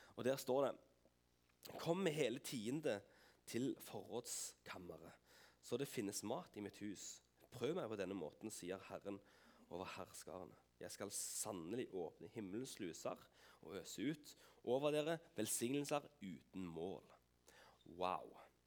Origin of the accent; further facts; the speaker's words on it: Vigrestad, Rogaland, Norway; Jeg har bodd på Vigerstad hele mitt liv. Eh, Unnfanga og født